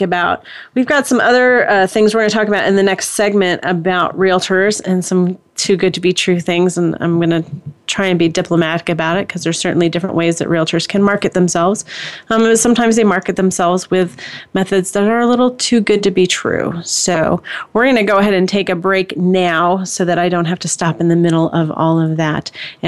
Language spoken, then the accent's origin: English; Indiana, United States; I'm from Indiana, so I say Pokemon